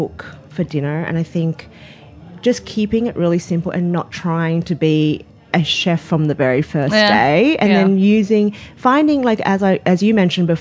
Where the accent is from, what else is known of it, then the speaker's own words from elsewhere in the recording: Australia; now in United States; we grew up in Australia